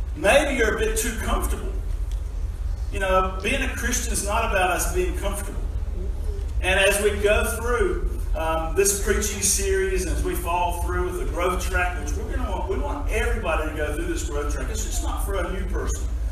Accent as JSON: {"language": "English", "country": "United States", "also_born_or_lived": "Tasmania, Australia", "moved": "as an adult", "lives_now": "Australia", "said": "I'm an American that's been in Australia for just a few months"}